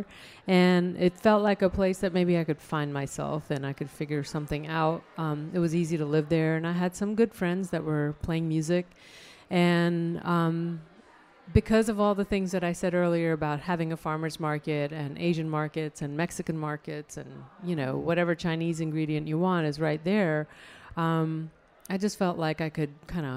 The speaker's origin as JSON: {"language": "English", "region": "Chandigarh", "country": "India", "tie": "born or raised there", "moved": "yes", "lives_now": "Raleigh, United States", "said": "the hometown that I grew up in India is Chandigarh"}